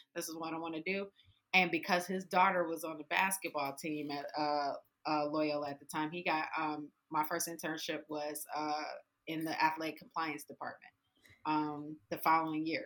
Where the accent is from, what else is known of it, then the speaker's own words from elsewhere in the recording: Detroit, Michigan, United States; I grew up on the west side of Detroit on Joy Road in Livernois, and then Seven Mile Evergreen. Like I grew up in the hood, hood of Detroit